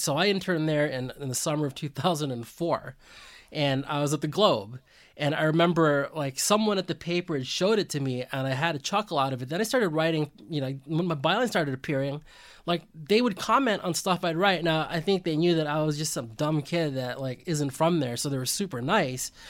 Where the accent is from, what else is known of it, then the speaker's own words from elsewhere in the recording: West Coast, United States; I'm from the West Coast.